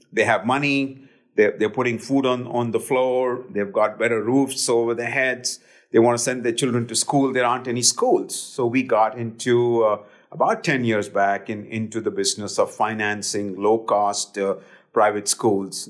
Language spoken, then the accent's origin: English; Delhi, India; now in United States; I grew up in India